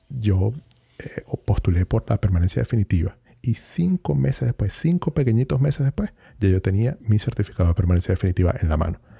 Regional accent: Venezuela; now in Chile

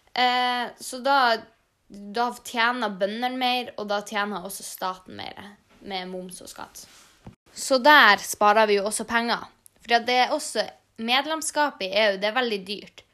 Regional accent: Norway; Vi har en ganske europeisk kultur, selv om vi er jo norsk

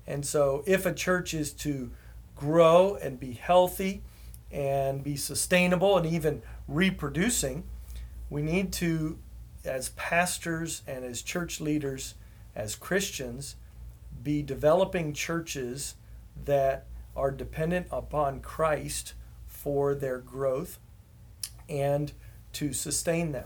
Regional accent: Houston, Texas, United States; moved away as an adult; My family and I moved back here to Houston, which is my hometown

